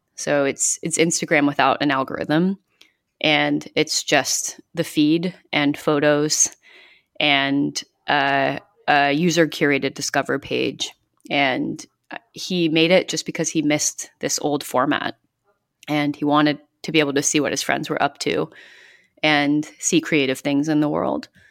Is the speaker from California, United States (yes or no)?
yes; Northern California, United States; now in New York, United States; I grew up in California, in Northern California